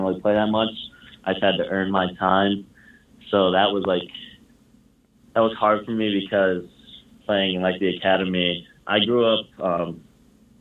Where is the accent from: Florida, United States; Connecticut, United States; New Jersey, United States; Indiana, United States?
Indiana, United States; I'm from Indiana, just always wanted to stay close to home